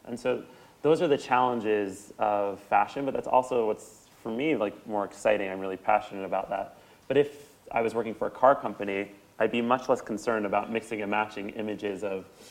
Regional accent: New York, United States; I grew up in New York

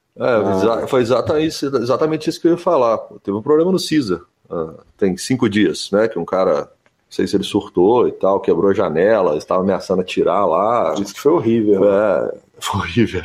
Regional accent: Brazil; eu sou do Brasil

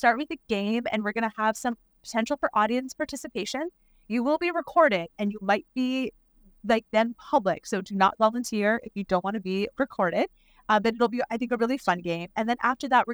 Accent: Canada; moved away; I'm Canadian

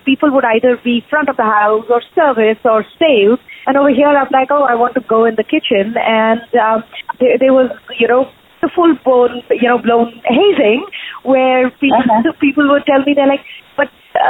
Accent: Ranchi, Jharkhand, India; moved away as an adult; also born or lived in Nashville, United States; now in United States; growing up in Ranchi, you know, Dad worked for Steel Authority of India Limited

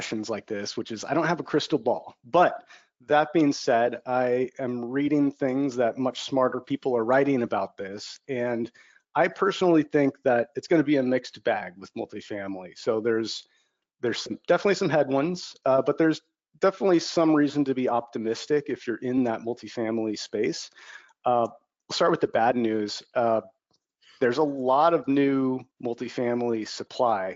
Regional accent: Bay Area, California, United States; moved away as an adult; also born or lived in Los Angeles, United States; I'm from the Bay Area

